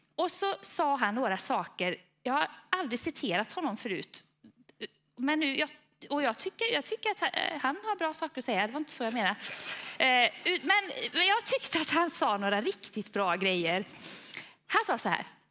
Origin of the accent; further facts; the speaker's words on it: Falköping, Västra Götaland, Sweden; accent: Västgöta; vi är västgötar båda två. Eh, han är från Tidaholm och jag är från Falköping. Eh, och jag hoppas att det är så att det hörs mer på honom än på mig, men jag är rädd att det är ungefär lika.